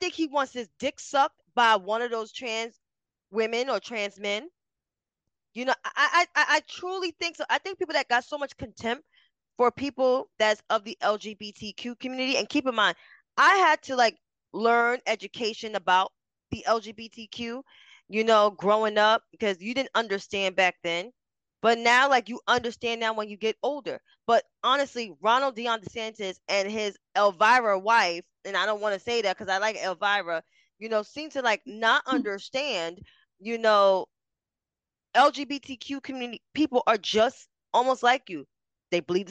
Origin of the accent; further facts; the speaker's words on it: New York City, New York, United States; I grew up in Harlem